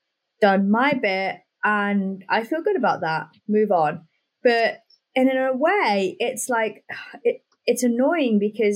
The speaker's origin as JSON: {"language": "English", "country": "United Kingdom", "said": "well, I'm white British, let's say someone like me, I don't know a lot about Black heritage."}